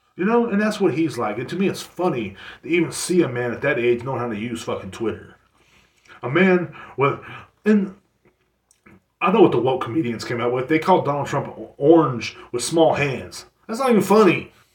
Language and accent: English; United States; every person in my hometown, I don't know if this goes for everywhere, I guess, here in America